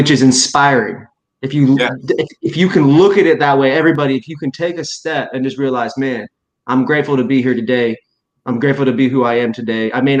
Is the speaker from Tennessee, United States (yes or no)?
no; Indiana, United States; also born or lived in Texas; I grew up in Indiana and people weren't always honest with themselves. And then I grew up in Texas, it's a similar situation.